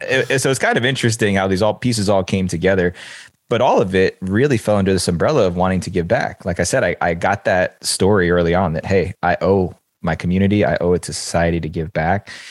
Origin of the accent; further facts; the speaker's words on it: New Jersey, United States; I grew up in the New York City suburbs. I grew up in New Jersey. Seven miles is the crow flies from downtown Manhattan